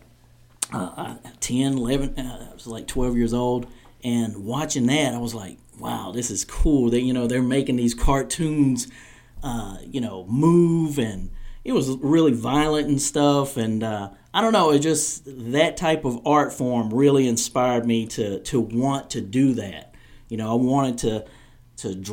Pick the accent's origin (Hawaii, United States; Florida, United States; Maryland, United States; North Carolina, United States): North Carolina, United States; Startown; where I was raised in Startown, North Carolina